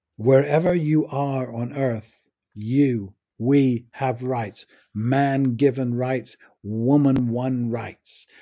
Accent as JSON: {"language": "English", "region": "England", "country": "United Kingdom", "said": "I'm English, from England"}